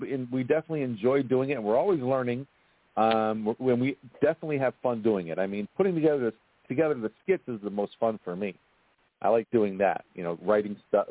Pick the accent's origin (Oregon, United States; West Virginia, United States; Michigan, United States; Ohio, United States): Ohio, United States; Cleveland; we make Cleveland a character in the show, as far as it being where we're from.